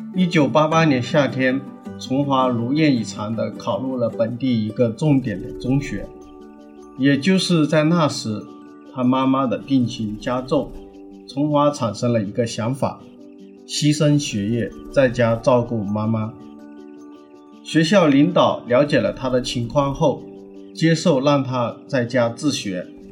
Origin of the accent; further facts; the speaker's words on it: Ganzhou, Jiangxi, China; 我们老家，啊，我的江西赣州